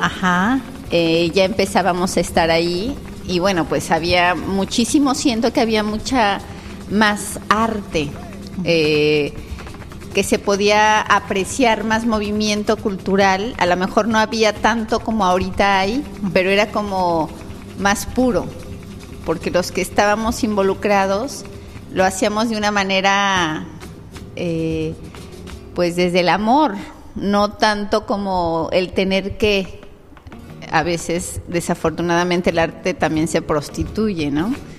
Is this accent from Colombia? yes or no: no; Tlalnepantla, State of Mexico, Mexico; moved away as an adult; now in Playa del Carmen, Mexico; yo nací en el Estado de México, en Tlalnepantla, pero eh, estoy aquí en Playa del Carmen desde el 99